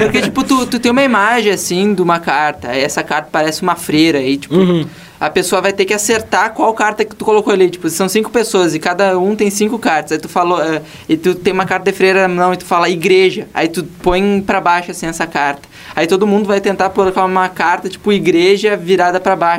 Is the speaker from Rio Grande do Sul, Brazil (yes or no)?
yes; Uruguaiana, Rio Grande do Sul, Brazil; moved away; eu sou do Uruguaiana, não moro aqui